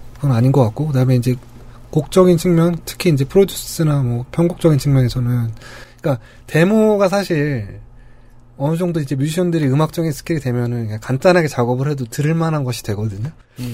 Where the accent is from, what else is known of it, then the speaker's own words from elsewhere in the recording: Seoul, South Korea; 저희가 나고 자란 도시이기도 하지만